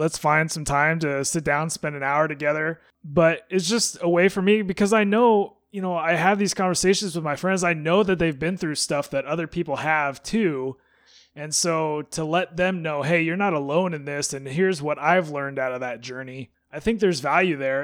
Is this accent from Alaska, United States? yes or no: yes; Alaska, United States; growing up in Alaska